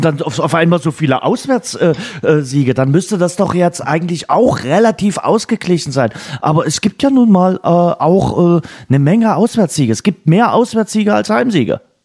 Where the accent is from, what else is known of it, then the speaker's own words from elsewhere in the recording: Germany; hier bei uns in Deutschland